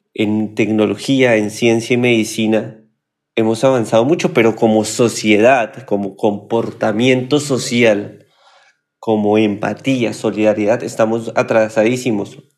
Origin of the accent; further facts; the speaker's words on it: Colombia; moved away as an adult; now in Argentina; cuando yo vivía en mi país Colombia